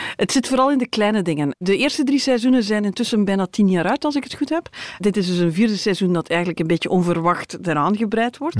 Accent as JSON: {"language": "Dutch", "country": "Belgium", "said": "wij als Belgen"}